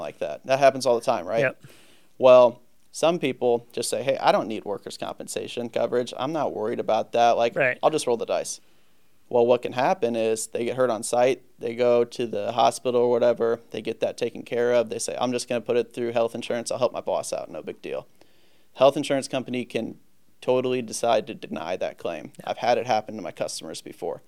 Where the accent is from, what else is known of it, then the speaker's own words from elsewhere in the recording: St. Louis, Missouri, United States; also born or lived in Virginia; born and raised in St. Louis.